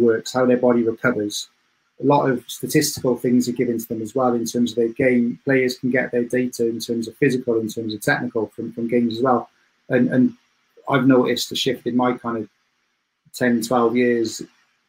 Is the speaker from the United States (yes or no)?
no; Cardiff, Wales, United Kingdom; moved away as an adult; now in Sheffield, United Kingdom; I'm from Cardiff